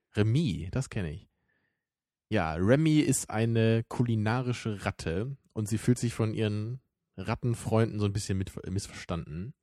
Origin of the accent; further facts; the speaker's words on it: Germany; bei uns in Deutschland